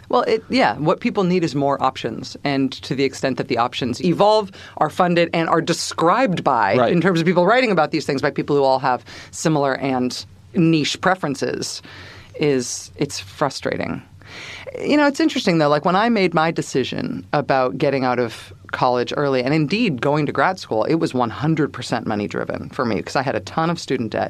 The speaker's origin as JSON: {"language": "English", "area": "Bay Area", "region": "California", "country": "United States", "tie": "born or raised there", "moved": "yes", "lives_now": "Massachusetts, United States", "said": "growing up in the Bay Area, you can't help but have some consciousness"}